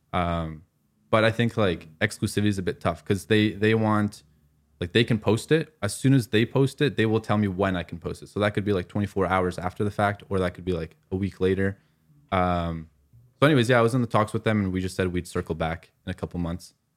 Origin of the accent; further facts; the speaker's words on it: Afghanistan; I'm from Afghanistan